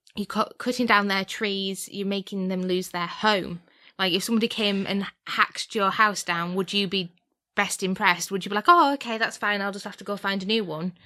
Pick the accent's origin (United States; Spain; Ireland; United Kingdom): United Kingdom; we are British